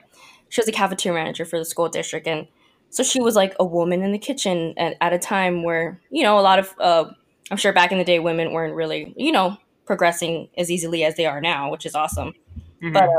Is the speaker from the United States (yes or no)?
yes; Waianae, Hawaii, United States; also born or lived in Mililani, Hawaii; now in Redmond, United States; I was born and raised in Hawaii, mostly on the west side of Oahu, if you've ever been, Waianae.